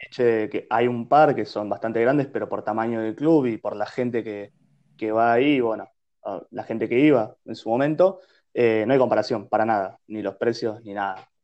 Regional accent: Bahía Blanca, Buenos Aires Province, Argentina; moved away; yo soy hoy en día lo que soy por haber sido nacido y criado en Bahía Blanca

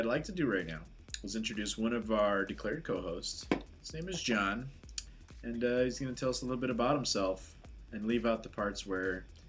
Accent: Chicago, Illinois, United States; I was born and raised in Portage Park, Logan Square, all these places that, you know, if you're outside of the area, you've probably never heard of. But those are neighborhoods.

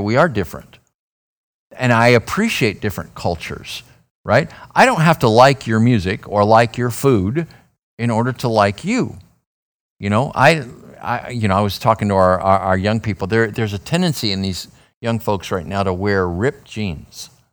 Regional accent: Phoenix, Arizona, United States; I'm from Phoenix.

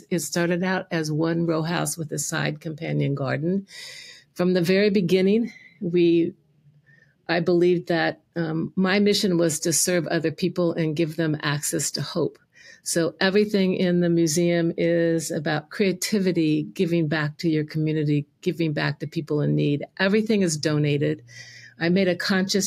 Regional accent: Indiana, United States; I grew up in Indiana

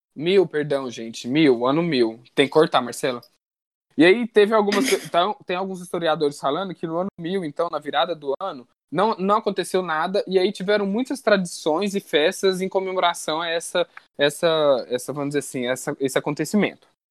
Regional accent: Minas Gerais, Brazil; eu sou mineiro

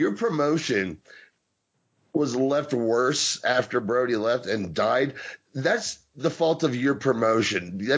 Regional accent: Kentucky, United States; born there; I was born in Kentucky, sir.

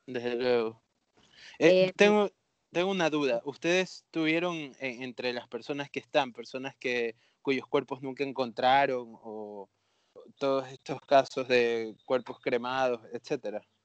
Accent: Babahoyo, Los Ríos, Ecuador; yo originalmente soy de Babahoyo

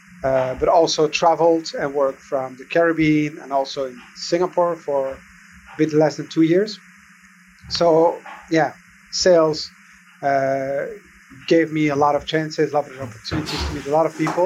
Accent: Belgium; I was born and raised in Belgium

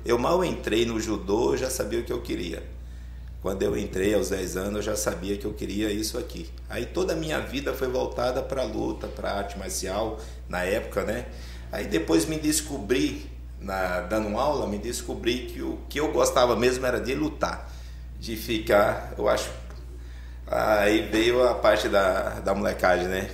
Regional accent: Arapiraca, Alagoas, Brazil; also born or lived in São José da Laje, Alagoas; now in Itatiba, Brazil; Sou de Alagoas. Sou Alagoas. da cidade de São José da Laje, Alagoas. Criado em Arapiraca, aí mudei para Itatiba

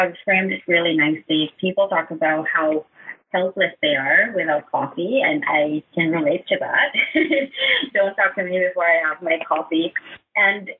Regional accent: Kalinga, Cordillera Administrative Region, Philippines; I'm from Cebu, Kalinga, and I was born there

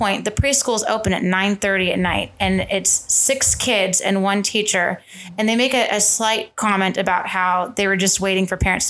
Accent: Tucson, Arizona, United States; This is Southern Arizona. I was born in Tucson.

